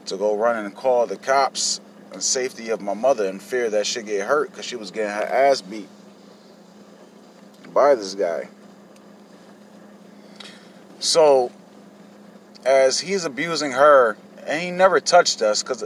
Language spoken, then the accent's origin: English; Hartford, Connecticut, United States; I was born in Hartford, Connecticut, back in 1983